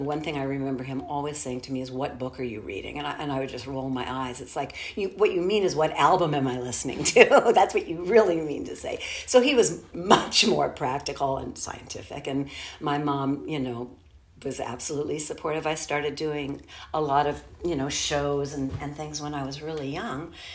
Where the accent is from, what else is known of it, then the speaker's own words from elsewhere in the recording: Los Angeles, California, United States; I grew up here in Los Angeles, but out in the San Fernando Valley area, in an area called Woodland Hills